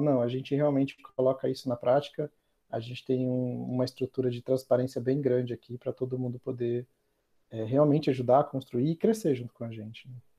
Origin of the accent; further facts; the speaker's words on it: Santo André, São Paulo, Brazil; eu sou lá de Santo André, morava com meus pais